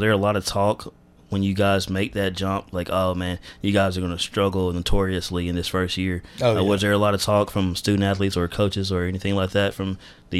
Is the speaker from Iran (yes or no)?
no; Madison, Alabama, United States; now in Dothan, United States; I'm from Madison, Alabama. For those of you who don't know where Madison is, it's near Huntsville.